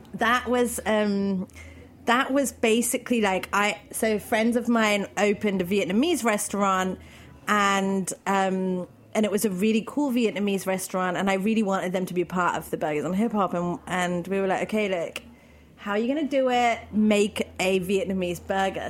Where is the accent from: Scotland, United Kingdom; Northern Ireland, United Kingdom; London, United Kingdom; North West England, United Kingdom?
London, United Kingdom; moved away as an adult; now in Berlin, Germany; I'm from London